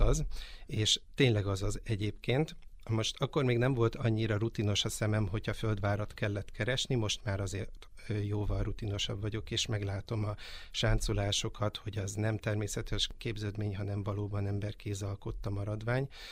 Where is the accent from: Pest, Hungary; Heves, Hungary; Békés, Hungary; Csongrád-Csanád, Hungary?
Pest, Hungary; Pilisszentiván; now in Mende, Hungary; Én, ö, Pilis Szent Imánról származom